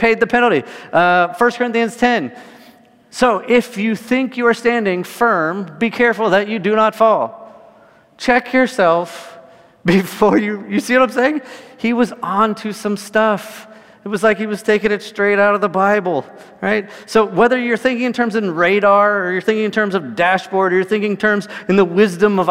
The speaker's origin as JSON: {"language": "English", "region": "California", "country": "United States", "tie": "born or raised there", "said": "I grew up in California"}